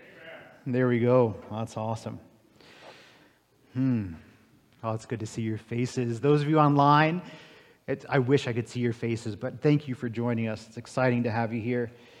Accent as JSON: {"language": "English", "region": "Florida", "country": "United States", "tie": "born or raised there", "also_born_or_lived": "California", "moved": "as an adult", "lives_now": "Beaverlodge, Canada", "said": "I grew up in Florida. I spent a couple of years in California and then ended up here"}